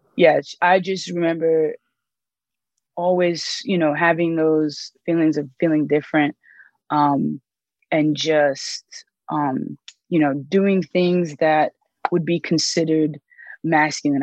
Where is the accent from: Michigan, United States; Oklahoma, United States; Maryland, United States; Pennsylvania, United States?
Maryland, United States; the DMV; moved away as an adult; also born or lived in Miami, Florida / Texas; now in Colorado, United States; I moved to Maryland and I grew up in the DMV